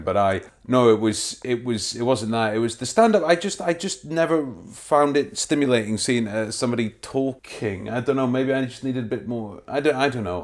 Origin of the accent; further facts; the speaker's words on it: Wormit, Scotland, United Kingdom; Grew up in a, on the outskirts of, uh, Dundee, just over the water. No one's ever heard of it. It's a place called, uh, a place called Wormit